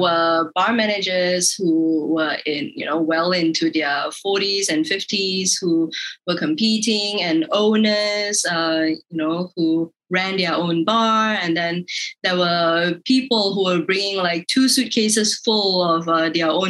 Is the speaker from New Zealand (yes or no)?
no; Malaysia; being Malaysian